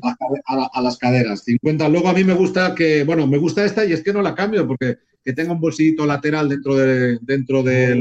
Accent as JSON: {"language": "Spanish", "town": "Fene", "region": "Galicia", "country": "Spain", "said": "de mi pueblo de aquí de Fene"}